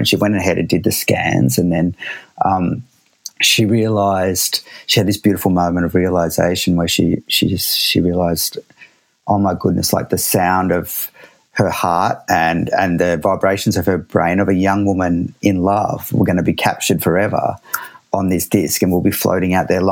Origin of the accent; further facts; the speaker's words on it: Australia; I'm Australian